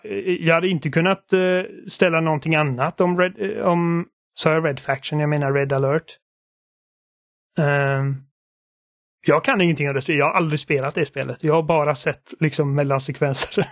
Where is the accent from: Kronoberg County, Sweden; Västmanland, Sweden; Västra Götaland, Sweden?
Västra Götaland, Sweden; Gothenburg; accent: Gothenburg (göteborgska); min göteborgska brytning